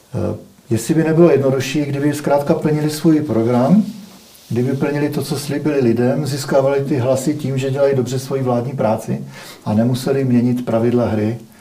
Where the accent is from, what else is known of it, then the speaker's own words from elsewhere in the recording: Czechia; my jako Češi